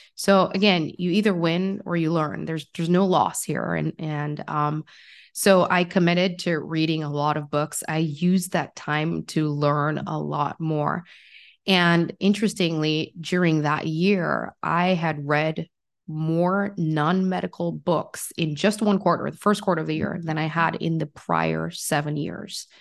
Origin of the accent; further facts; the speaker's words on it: Jamaica; I grew up in Jamaica